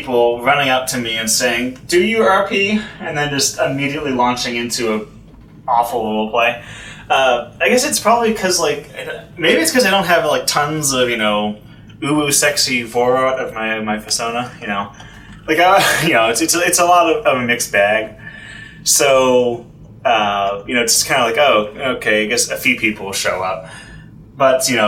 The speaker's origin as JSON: {"language": "English", "town": "Houston", "region": "Texas", "country": "United States", "moved": "yes", "lives_now": "New York, United States", "said": "I'm from Houston"}